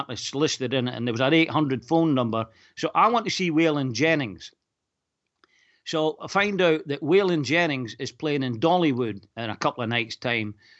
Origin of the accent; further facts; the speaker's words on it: Falkirk, Scotland, United Kingdom; also born or lived in Lurgan, Northern Ireland; I was obviously Scottish, they wanted to know, was I a Rangers fan or a Celtic fan?